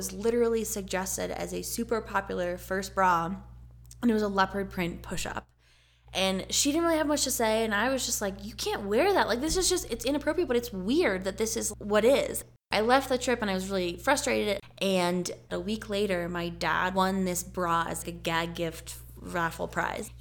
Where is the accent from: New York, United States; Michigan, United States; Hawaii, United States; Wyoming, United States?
Wyoming, United States; Pinedale; also born or lived in Jackson, Wyoming; grew up in Pinedale, and then I was a fifth generation Sublette County Pinedalian